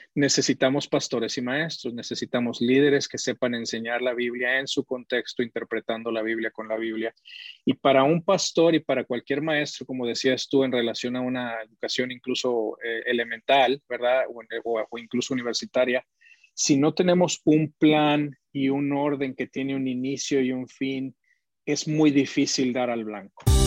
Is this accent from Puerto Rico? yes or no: no; Mexico City, Mexico; nací en la Ciudad de México, aunque mi familia es de Monterrey